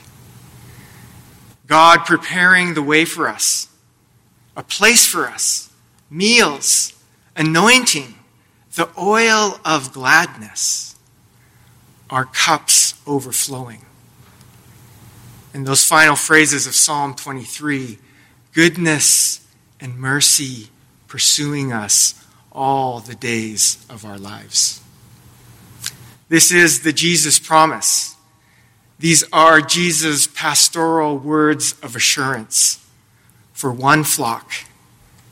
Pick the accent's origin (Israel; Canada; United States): Canada; Lethbridge, Alberta; I grew up in Lethbridge, Alberta